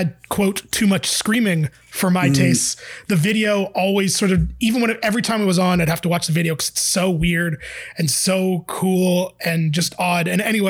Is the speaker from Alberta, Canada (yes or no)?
no; Toronto, Ontario, Canada; I did grow up in real Toronto.